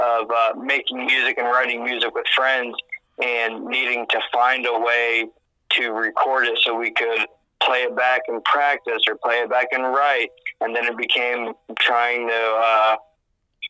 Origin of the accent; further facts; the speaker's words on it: Ohio, United States; I grew up in Ohio